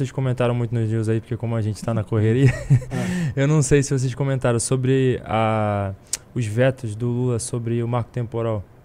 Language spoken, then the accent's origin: Portuguese; Rio de Janeiro, Brazil; Eu sou da Baixada. Eu venho do povão, tá ligado?